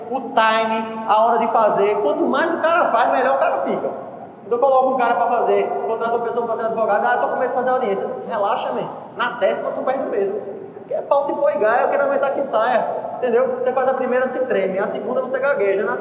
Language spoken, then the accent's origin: Portuguese; Italy; Portuguese is a second language; eu sei falar italiano, eu sou italiano, pô.